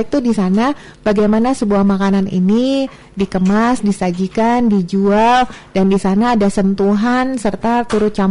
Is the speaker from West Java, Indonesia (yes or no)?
yes; West Java, Indonesia; saya orang Sunda, tapi saya suka banget sama rendang.